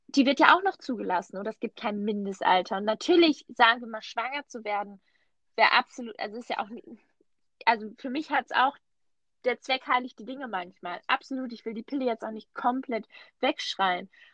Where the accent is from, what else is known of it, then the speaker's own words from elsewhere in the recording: Switzerland; Bei uns in der Schweiz